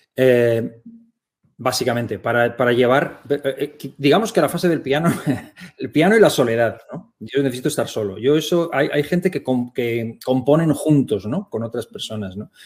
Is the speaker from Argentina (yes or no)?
no; Spain; also born or lived in Germany; él tenía un llamamiento de Dios para España, regresó siendo yo un niño y, aquí crecimos